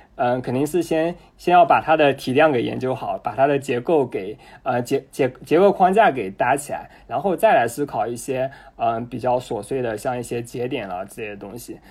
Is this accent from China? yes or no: yes; Jinhua, Zhejiang, China; 我是 嗯，浙江金华人